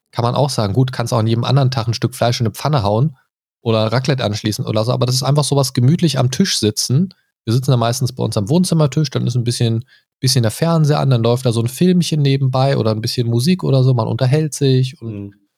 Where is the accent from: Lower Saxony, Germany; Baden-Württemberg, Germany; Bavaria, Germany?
Lower Saxony, Germany; Göttingen; moved away; Ich komme ursprünglich auch aus äh, jetzt keiner Großstadt, aber Universitätsstadt Göttingen.